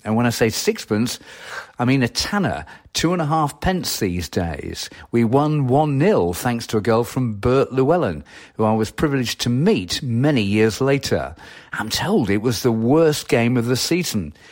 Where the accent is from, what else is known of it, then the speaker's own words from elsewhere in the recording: Wigan, North West England, United Kingdom; also born or lived in North Ashton; all roads eventually do lead back to my hometown of Wigan.